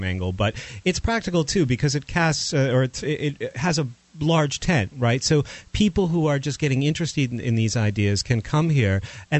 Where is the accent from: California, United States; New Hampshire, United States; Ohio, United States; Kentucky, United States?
New Hampshire, United States; moved away; I grew up in New Hampshire as well. I wasn't born here